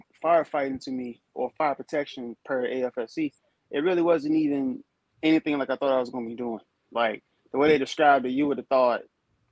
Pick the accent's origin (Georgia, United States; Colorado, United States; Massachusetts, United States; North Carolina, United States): North Carolina, United States; moved away as an adult; I'm from North Carolina originally, so I'm like right there in the area, only 3 hours out.